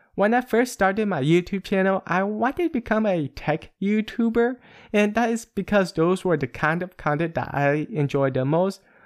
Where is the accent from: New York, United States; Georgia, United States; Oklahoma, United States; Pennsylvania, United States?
Pennsylvania, United States; moved away as an adult; now in Northern California, United States; I am originally from a small town in Pennsylvania and moved to Northern California area.